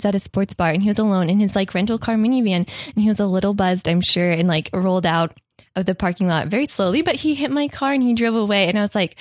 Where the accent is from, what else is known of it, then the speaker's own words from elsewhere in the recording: Kentucky, United States; moved away; also born or lived in Orlando, Florida; I'm from Kentucky